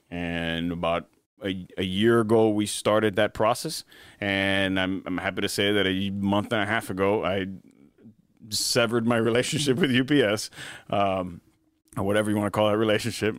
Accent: Miami, Florida, United States; also born or lived in Spain; now in Jacksonville, United States; I was born in Miami, and, uh, born and raised for the most part in Miami until about nineteen ninety-seven, when we moved to Spain.

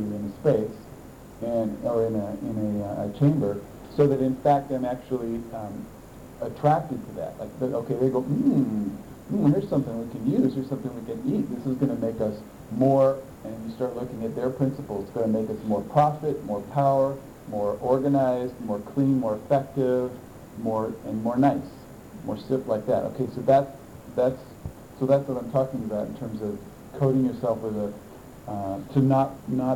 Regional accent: United States; I'm an American

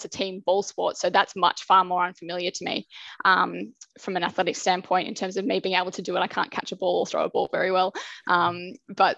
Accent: Melbourne, Victoria, Australia; I grew up in Melbourne. Spent my time growing up around the suburbs around Deakin

